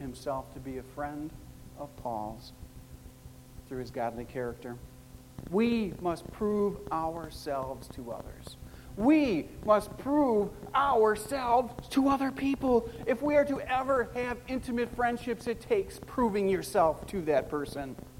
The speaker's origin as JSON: {"language": "English", "town": "Chicago", "region": "Illinois", "country": "United States", "tie": "born or raised there", "said": "I'm a Chicagoan by birth"}